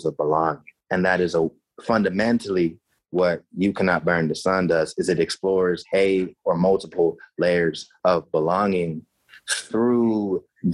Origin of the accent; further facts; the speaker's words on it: United States; moved away as an adult; also born or lived in Madison / Oregon; now in Canada; I'm in Canada now. I'm from the States